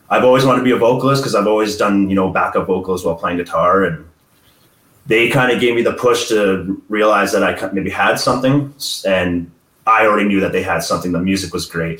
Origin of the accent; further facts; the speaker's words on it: Edmonton, Alberta, Canada; we're from Edmonton, Alberta, Canada